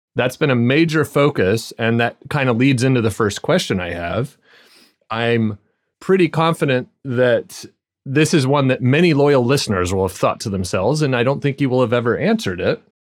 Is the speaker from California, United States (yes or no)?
no; Arizona, United States; also born or lived in Scottish Borders; now in Scotland, United Kingdom; I grew up in Arizona